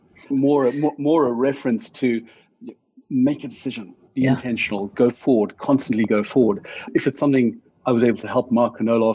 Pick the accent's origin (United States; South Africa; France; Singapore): South Africa; Johannesburg, Gauteng; moved away as an adult; also born or lived in Cape Town; Born and bred South African. So way back, I'm not going to give my age away, but until the age of late 20s, early 30s, it was growing up mainly in Johannesburg, then down in Cape Town.